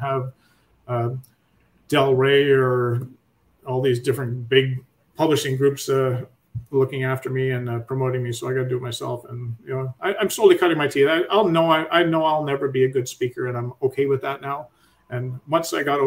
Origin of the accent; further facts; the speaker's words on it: Canada; being a Canadian